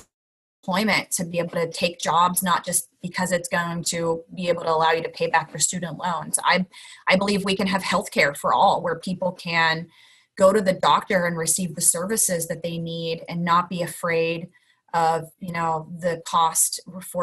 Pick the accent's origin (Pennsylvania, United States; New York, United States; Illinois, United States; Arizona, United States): Pennsylvania, United States; Pittsburgh; moved away; I grew up in Pittsburgh